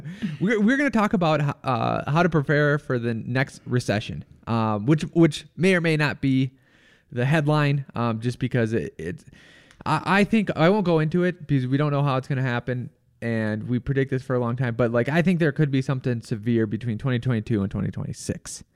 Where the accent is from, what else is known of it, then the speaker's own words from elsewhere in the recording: Rochester, United States; my hometown in Ro-, Rochester